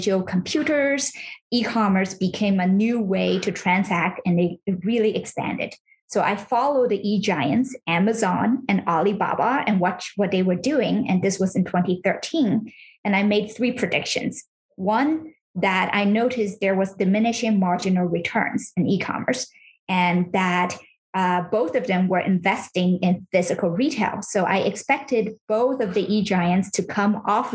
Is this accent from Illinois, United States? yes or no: no; California, United States; now in New York City, United States; I grew up in California, and I was raised in kind of a traditional household